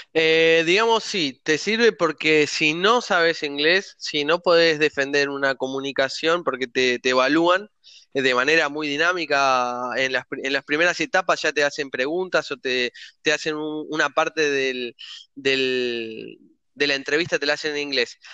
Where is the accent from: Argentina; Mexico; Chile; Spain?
Argentina; moved away as an adult; also born or lived in Italy; soy argentino